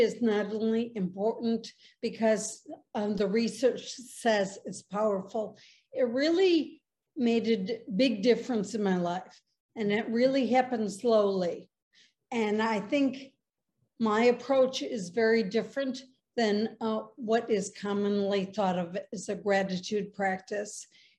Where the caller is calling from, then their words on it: Chicago, Illinois, United States; I live in Chicago.